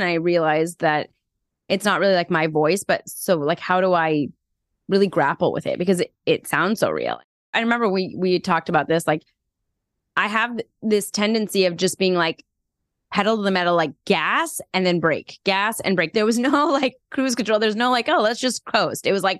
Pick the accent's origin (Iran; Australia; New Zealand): Iran; born there; I'm Iranian American and I was born in Iran.